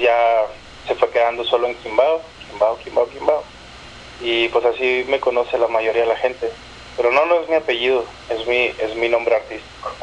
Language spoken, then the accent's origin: Spanish; Chihuahua, Mexico; moved away as an adult; yo crecí en Chihuahua, ah, en el noroeste de México